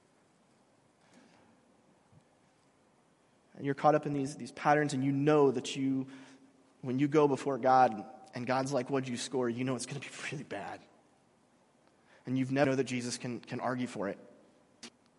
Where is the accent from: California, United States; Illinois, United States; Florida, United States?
California, United States; Mission Viejo; moved away as an adult; I grew up in Mission Viejo.